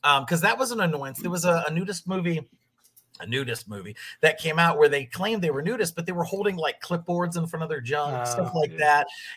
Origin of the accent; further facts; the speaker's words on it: Pennsylvania, United States; moved away; I grew up in Pennsylvania